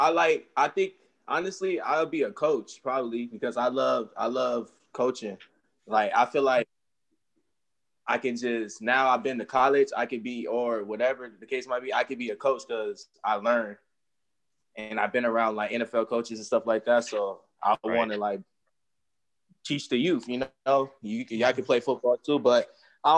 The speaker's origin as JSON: {"language": "English", "region": "California", "country": "United States", "said": "I'm from California too"}